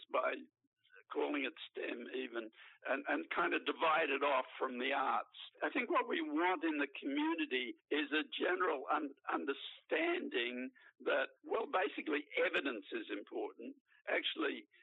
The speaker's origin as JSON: {"language": "English", "town": "Brisbane", "region": "Queensland", "country": "Australia", "tie": "born or raised there", "said": "I grew up in Queensland"}